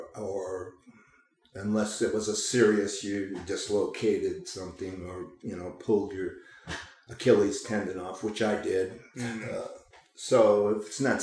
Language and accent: English; Chicago, Illinois, United States; also born or lived in Lake Placid, New York; now in Oregon, United States; I grew up in Chicago